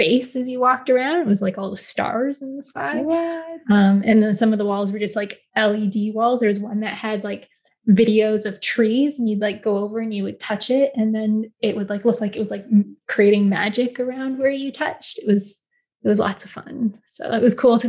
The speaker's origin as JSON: {"language": "English", "town": "Vancouver", "region": "British Columbia", "country": "Canada", "said": "I'm from Vancouver"}